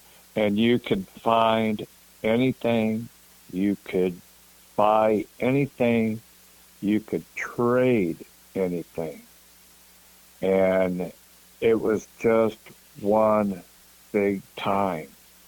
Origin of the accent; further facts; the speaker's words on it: Coldwater, Michigan, United States; Well, to begin with, I was born and raised up here in Coldwater, Michigan.